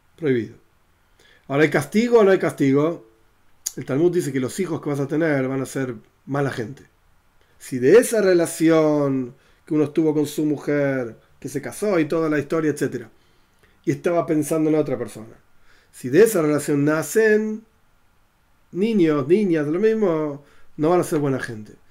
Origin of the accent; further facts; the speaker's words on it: Argentina; yo soy argentino